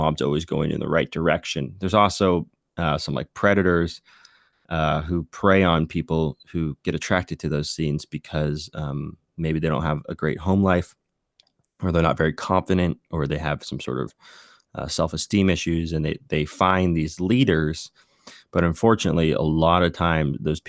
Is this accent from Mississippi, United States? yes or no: no; Bay Area, California, United States; I grew up in the Bay Area punk scene